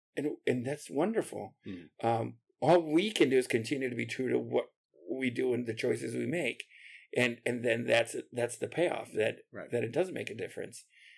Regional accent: Aurora, Illinois, United States; also born or lived in Puerto Rico; I was born in Aurora and lived there till I was 8. And then we moved to Puerto Rico and lived there for 5 years.

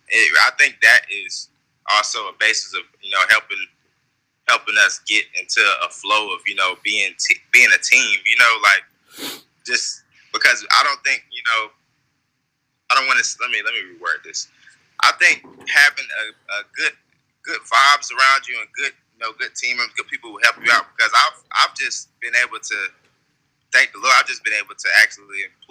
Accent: Tampa, Florida, United States; I'm actually from Tampa

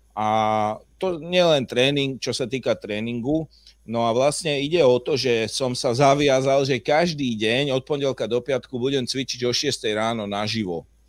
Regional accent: Slovakia; Ja, ja som na to hrdý, že som Slovák

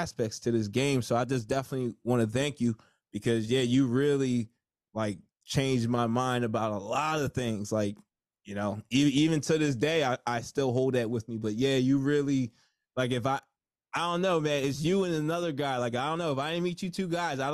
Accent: New Jersey, United States; I'm from Jersey

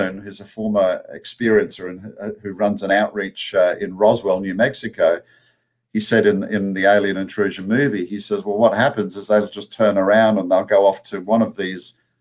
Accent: Australia; accent: Australian; now in United States; my Australian accent

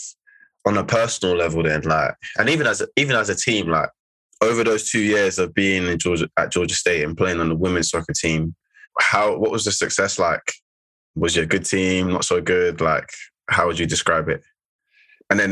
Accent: London, United Kingdom; moved away as an adult; also born or lived in New Jersey / Atlanta; I'm from South London

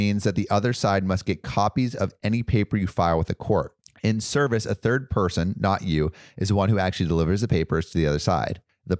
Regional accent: California, United States; I can't relate. I'm from California.

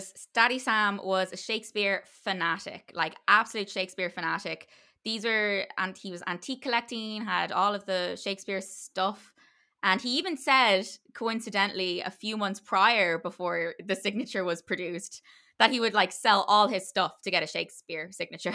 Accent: Ireland; it's part of being Irish

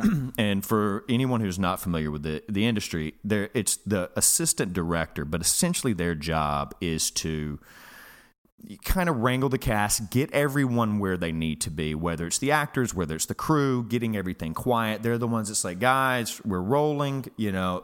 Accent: Alabama, United States; I'm from Alabama where I, I, I come from a very blue collar background.

